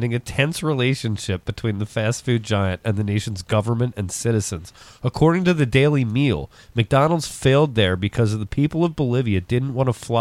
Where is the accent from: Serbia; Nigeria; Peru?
Serbia; I am from Serbia